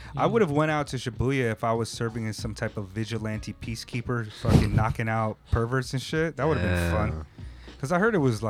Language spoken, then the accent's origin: English; Hawaii, United States; also born or lived in California; I'm like, oh, California, Hawaii. Mostly, yeah. You know, I grew up in Hawaii. And I was still using a lot of Hawaiian slang out there. I spoke pidgin a lot right after I came out of there.